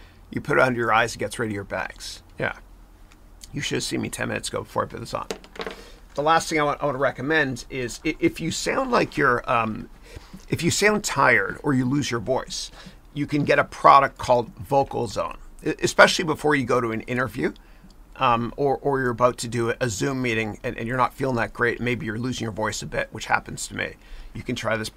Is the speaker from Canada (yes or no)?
yes; Mississauga, Ontario, Canada; moved away as an adult; now in United States; I'm a 905er. That's my area code. I'm from Mississauga, Ontario